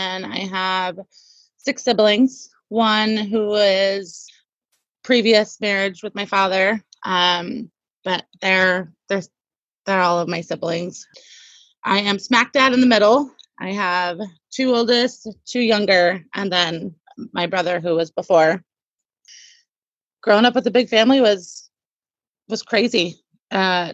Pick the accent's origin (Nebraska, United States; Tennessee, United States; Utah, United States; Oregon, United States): Oregon, United States; Portland; moved away as an adult; also born or lived in South Carolina / Virginia / New York; now in Tri-Cities, United States; I'm originally from Oregon, Portland, Oregon